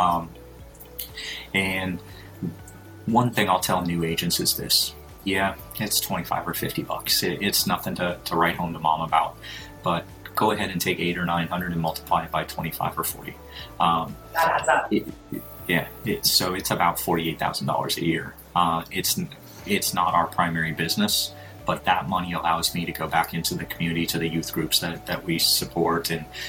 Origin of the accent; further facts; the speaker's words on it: Fargo, North Dakota, United States; moved away as an adult; now in Tampa, United States; I'm born and raised in Fargo, North Dakota